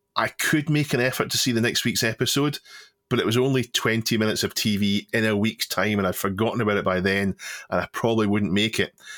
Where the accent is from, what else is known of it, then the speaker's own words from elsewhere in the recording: United Kingdom; the T V that we grew up with in Britain